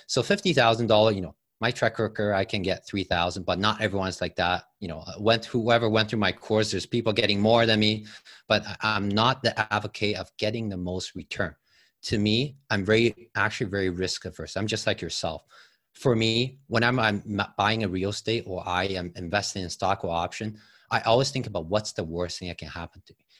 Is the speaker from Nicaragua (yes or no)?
no; Taiwan; moved away as an adult; also born or lived in Toronto, Canada; now in Canada; I came from Taiwan. Uh, came with a student visa at age of eighteen